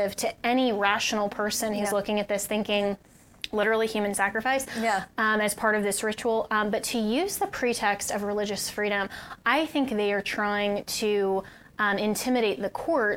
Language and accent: English; Colorado, United States; my home state of Colorado